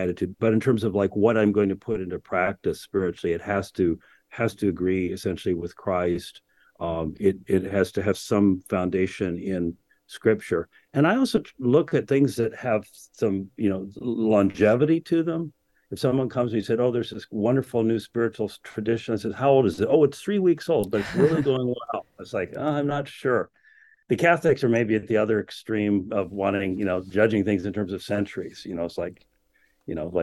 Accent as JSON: {"language": "English", "country": "United States", "also_born_or_lived": "England", "said": "as an American rebel"}